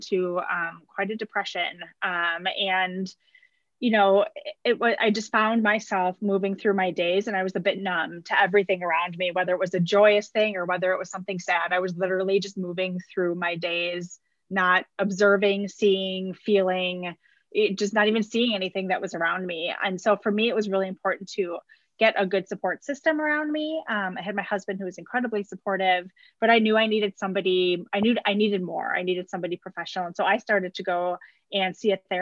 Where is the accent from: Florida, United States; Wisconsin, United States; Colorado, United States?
Wisconsin, United States; I was born and raised in Wisconsin